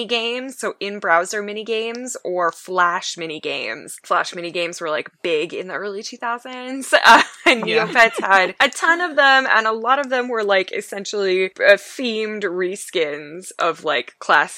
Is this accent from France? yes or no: no; Canada; I'm from Canada